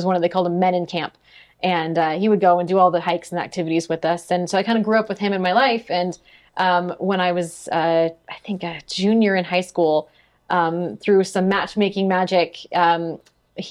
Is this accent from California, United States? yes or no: yes; Sunnyvale, California, United States; moved away; I grew up in Sunnyvale, California